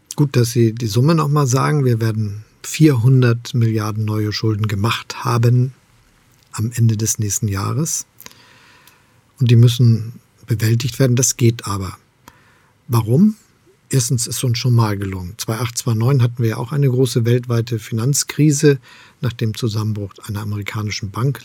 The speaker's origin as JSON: {"language": "German", "region": "Hamburg", "country": "Germany", "tie": "born or raised there", "moved": "as an adult", "lives_now": "Potsdam, Germany", "said": "Ich bin gerne in Hamburg aufgewachsen und Bürgermeister gewesen. Jetzt lebe ich in Brandenburg in Potsdam."}